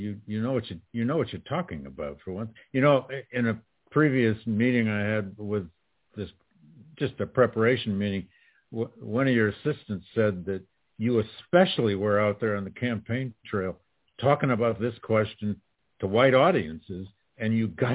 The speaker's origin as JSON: {"language": "English", "town": "Flint", "region": "Michigan", "country": "United States", "tie": "born or raised there", "said": "I grew up in Flint, Tom. I grew up in Flint"}